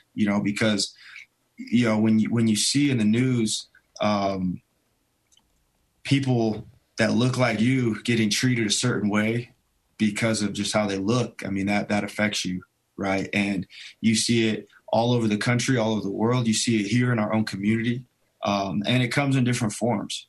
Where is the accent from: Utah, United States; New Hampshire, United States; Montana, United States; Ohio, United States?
Utah, United States; Pleasant Grove; I grew up primarily in Pleasant Grove, Utah